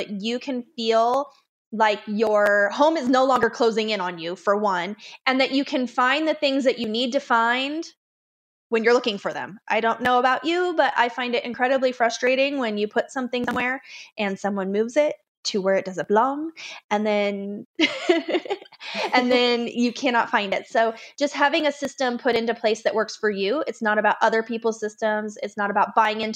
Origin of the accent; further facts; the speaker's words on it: Las Vegas, Nevada, United States; now in Colorado, United States; I'm from Las Vegas originally.